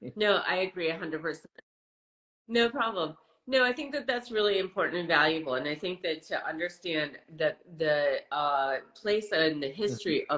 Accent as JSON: {"language": "English", "region": "Wisconsin", "country": "United States", "tie": "born or raised there", "also_born_or_lived": "Boston, United States", "moved": "as an adult", "lives_now": "Los Angeles, United States", "said": "I grew up in the Midwest and uh, went to school in the East Coast"}